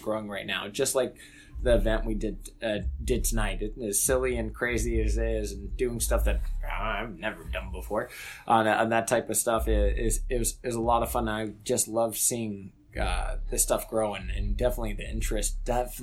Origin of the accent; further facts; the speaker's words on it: United States; moved away as an adult; also born or lived in Wittlich, Germany; I'm from the United States